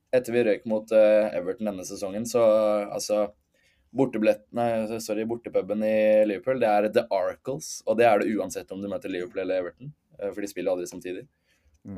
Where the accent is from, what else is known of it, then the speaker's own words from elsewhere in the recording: Norway; moved away as an adult; now in London, United Kingdom; jeg hjemme i Norge